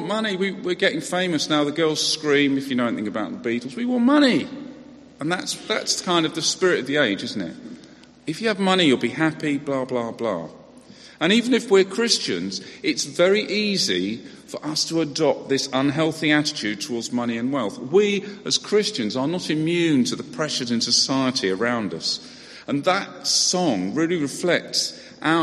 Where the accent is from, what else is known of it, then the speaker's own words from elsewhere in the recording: United Kingdom; we're British